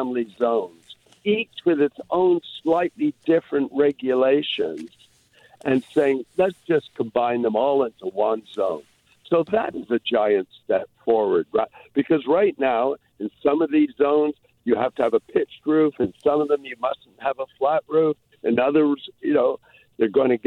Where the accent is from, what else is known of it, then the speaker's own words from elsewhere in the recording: Toronto, Ontario, Canada; now in Vancouver, Canada; I grew up in Toronto